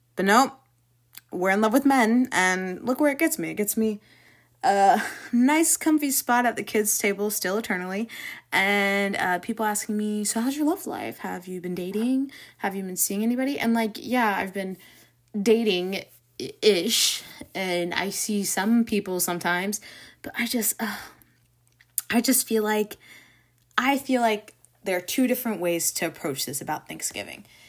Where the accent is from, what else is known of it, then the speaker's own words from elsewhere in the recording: Jacksonville, Florida, United States; the rest of our family has born and raised in Jacksonville, and a lot of them stayed here